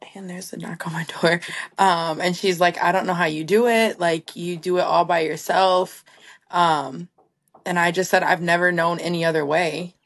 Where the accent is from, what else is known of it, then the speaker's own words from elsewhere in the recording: Three Rivers, Michigan, United States; also born or lived in Kalamazoo, Michigan; my hometown, Three Rivers